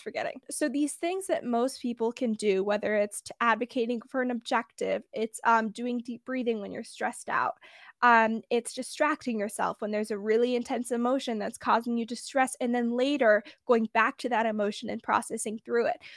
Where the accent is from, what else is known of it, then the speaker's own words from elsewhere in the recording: San Francisco Bay Area, California, United States; I'm from the Bay Area